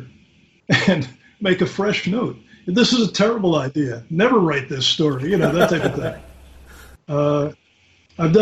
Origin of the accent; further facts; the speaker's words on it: Philadelphia, Pennsylvania, United States; I grew up in West Philly